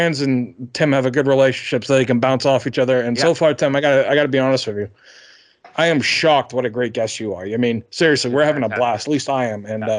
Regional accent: Boston, Massachusetts, United States; now in North Carolina, United States; I'm from Boston. I live in North Carolina now.

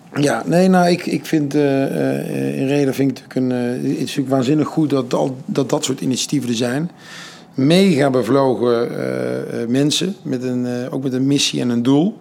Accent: 's-Hertogenbosch, North Brabant, Netherlands; also born or lived in Amsterdam; Ik kom uit Den Bosch

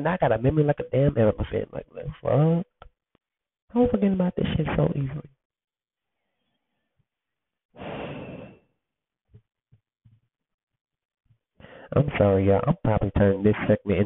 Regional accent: Alabama, United States; also born or lived in Detroit, Michigan; I grew up, I grew up in Alabama, but I'm born in Detroit

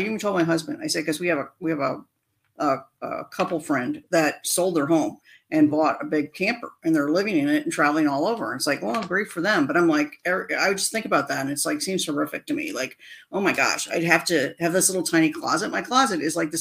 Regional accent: Indiana, United States; now in Phoenix, United States; Growing up in Indiana, we had the Orville Redenbacher Popcorn Festival

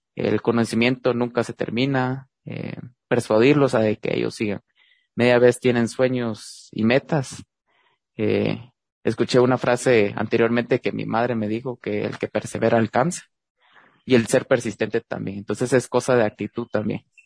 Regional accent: Guatemala; moved away as an adult; now in Louisville, United States; el primer guatemalteco dentro de esta industria

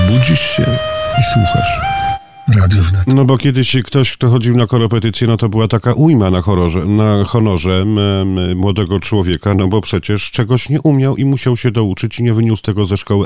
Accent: a village in the Zamość area, Lublin Voivodeship, Poland; ja też pochodzę z pięknej zamojskiej wsi

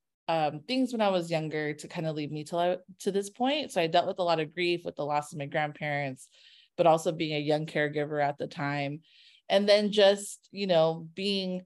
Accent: Carson, California, United States; I'm from Carson

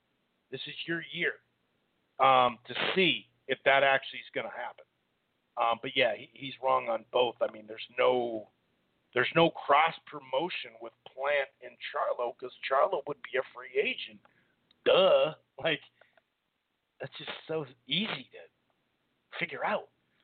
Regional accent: Minnesota, United States; I didn't see 3 rounds that he won, dude, and I'm from Minnesota.

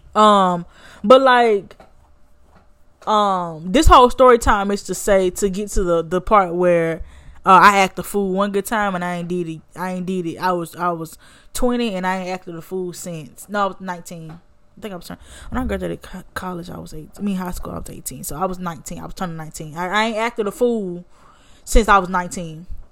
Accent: Birmingham, Alabama, United States; also born or lived in Montgomery, Alabama / Theodore, Alabama; I'm from Birmingham, but the school was in Montgomery

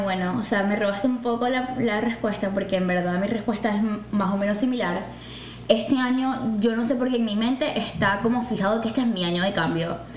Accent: Maracaibo, Zulia, Venezuela; moved away as an adult; now in Houston, United States; soy de Maracaibo, Venezuela y me mudé acá a Houston el año pasado

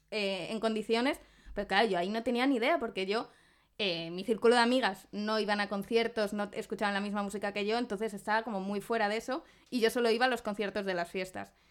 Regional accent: Zamora, Castile and León, Spain; moved away as an adult; also born or lived in Salamanca; now in Madrid, Spain; yo, que soy de Zamora

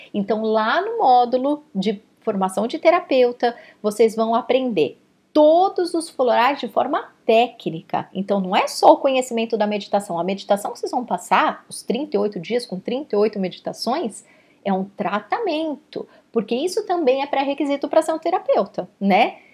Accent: Brazil; now in Canada; eu sou brasileira

